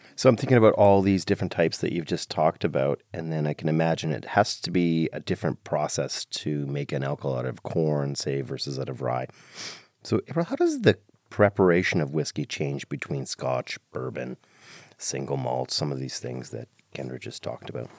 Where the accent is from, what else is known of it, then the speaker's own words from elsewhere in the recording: Ireland; I'm Irish